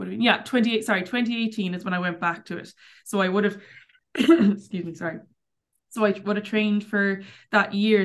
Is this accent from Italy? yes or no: no; Clarenbridge, Connacht, Ireland; also born or lived in Cork / Tuam; I grew up in Clarenbridge